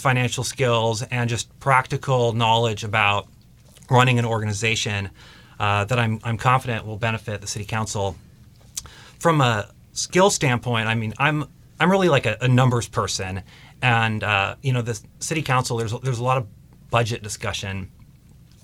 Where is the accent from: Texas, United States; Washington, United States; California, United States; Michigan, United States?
Washington, United States; Mercer Island; I grew up on Mercer Island, and I have an extensive connection to people on Mercer Island